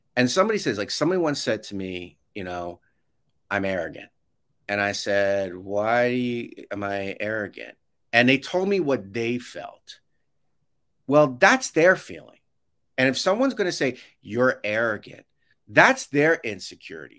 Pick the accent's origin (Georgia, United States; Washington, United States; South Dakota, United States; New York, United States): New York, United States; I grew up in New York